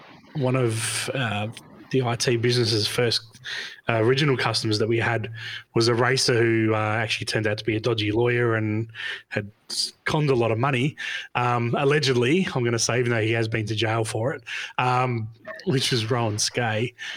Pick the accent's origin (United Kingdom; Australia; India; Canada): Australia; obviously growing up in Australia and, you know, around, you know, I didn't grow up around motorsport, but we had motorsport sort of ties